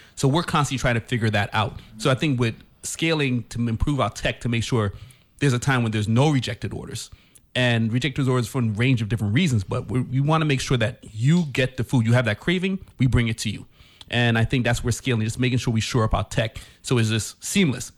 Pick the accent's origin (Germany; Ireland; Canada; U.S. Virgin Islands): U.S. Virgin Islands; we are from Saint Croix